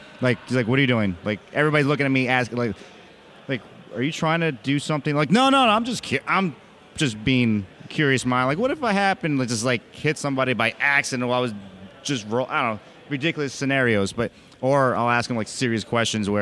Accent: Jersey City, New Jersey, United States; Jersey City probably the best... Where I'm from

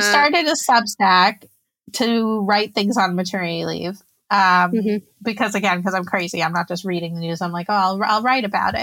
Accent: New Jersey, United States; moved away as an adult; now in Israel; I grew up in New Jersey. My mom's Israeli and my dad's American

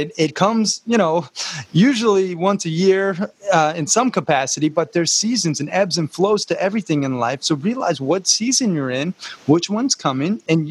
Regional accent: Montana, United States; me growing up in Montana, nature is my church just as much.

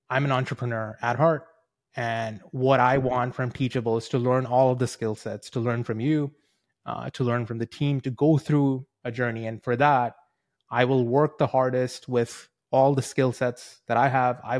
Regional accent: New Zealand; also born or lived in India; I'm a two-time immigrant. I was born in India. My parents moved over to New Zealand when I was ten.

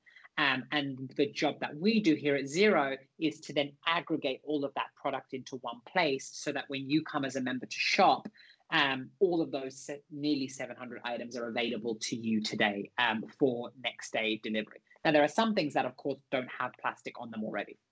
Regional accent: London, United Kingdom; I grew up in East and North London.

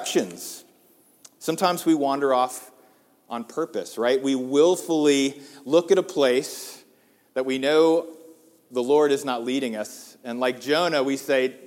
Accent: United States; as American Christians

